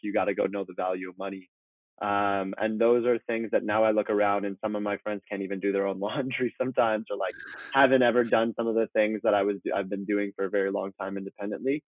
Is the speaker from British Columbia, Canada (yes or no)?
yes; Vancouver, British Columbia, Canada; moved away as an adult; also born or lived in Iran / Toronto; now in Malibu, United States; When I was four, my mother and my sister and I moved from Iran um, as refugees actually to Vancouver, Canada.